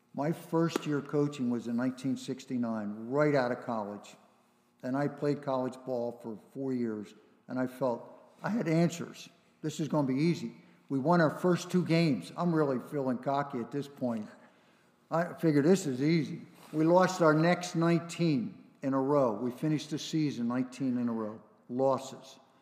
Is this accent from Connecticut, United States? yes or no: no; Philadelphia, Pennsylvania, United States; I grew up in Philly, in Northeast Philly